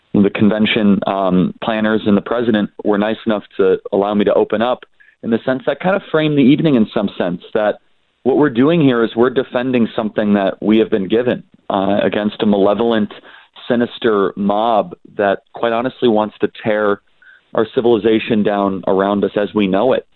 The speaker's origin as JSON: {"language": "English", "region": "Midwest", "country": "United States", "tie": "born or raised there", "said": "in the industrial Midwest, where I'm from. I grew up in the Midwest"}